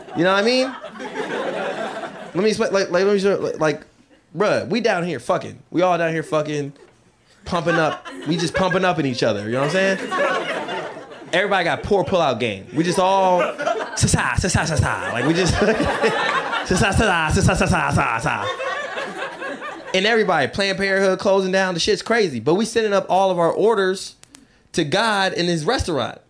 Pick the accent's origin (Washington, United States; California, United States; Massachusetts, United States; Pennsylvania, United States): Washington, United States; Seattle; I grew up in Seattle